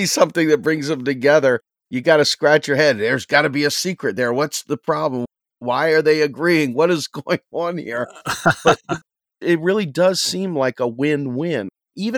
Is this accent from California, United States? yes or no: no; Pennsylvania, United States; Pennsylvania as my home state